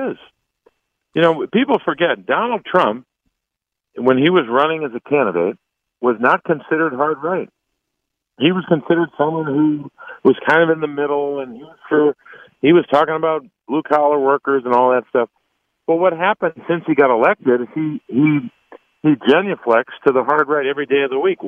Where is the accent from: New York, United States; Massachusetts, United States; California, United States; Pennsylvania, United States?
Pennsylvania, United States; I grew up in Pennsylvania in politics.